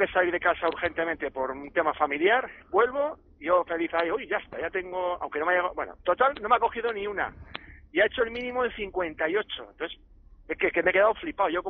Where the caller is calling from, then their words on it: Logroño, La Rioja, Spain; de Logroño.